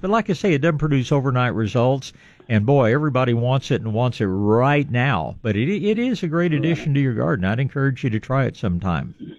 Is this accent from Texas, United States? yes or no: yes; East Texas, United States; I was born in East Texas